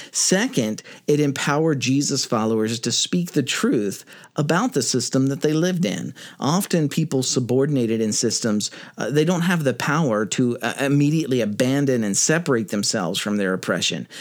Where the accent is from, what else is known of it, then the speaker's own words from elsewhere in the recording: United States; I'm American